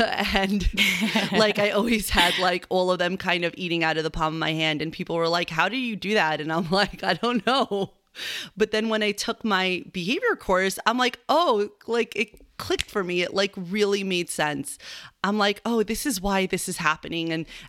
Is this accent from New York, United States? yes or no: yes; Long Island, New York, United States; also born or lived in Argentina; I was born in New York. I did a little stint in Argentina, and I grew up in Long Island.